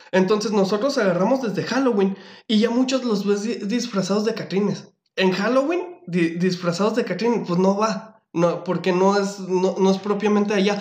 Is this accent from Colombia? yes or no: no; Mexico; qué bonito es ser mexicano